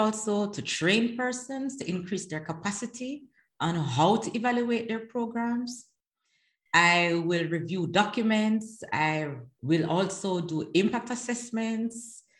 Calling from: The Hague, South Holland, Netherlands; At the moment, I am in The Hague, the Netherlands.

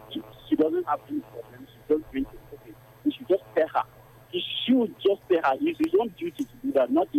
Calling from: Garki, Federal Capital Territory, Nigeria; I am calling you from Garki.

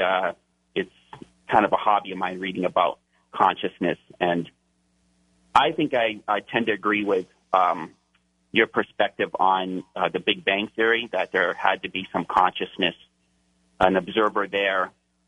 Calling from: Hawaii, United States; I'm calling from Hawaii

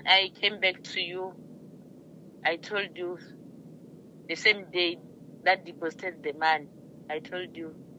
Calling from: Limpopo, South Africa

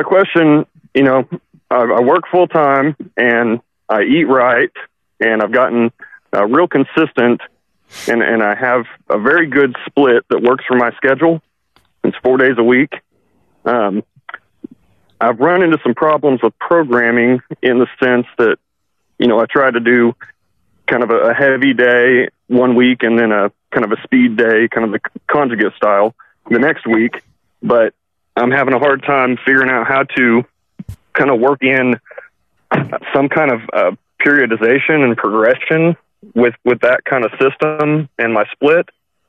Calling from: Oklahoma, United States; from Oklahoma.

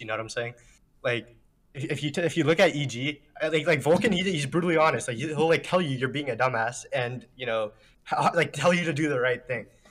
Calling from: Clifton, Virginia, United States; I'm calling from Clifton, Virginia.

